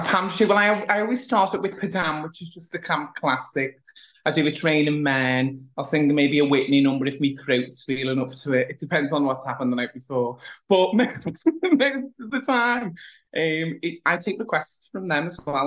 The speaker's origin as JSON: {"language": "English", "region": "the north of England", "country": "United Kingdom", "said": "as a Northerner"}